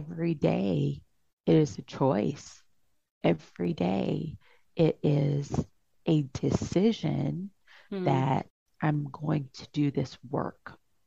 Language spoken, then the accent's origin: English; Louisiana, United States; moved away; I'm from Louisiana. All of my family's there.